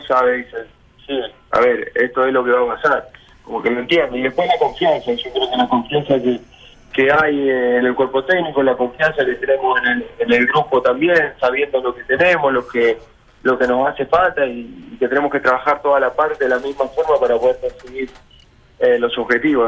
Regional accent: Argentina; moved away as an adult; also born or lived in Rosario, Argentina; now in Chile; yo soy de un pueblo de 5.000 habitantes, nací en Rosario porque en el pueblo no no se puede

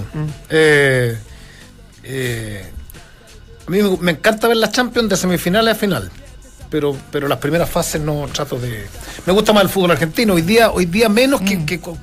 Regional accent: Chile; soy chileno

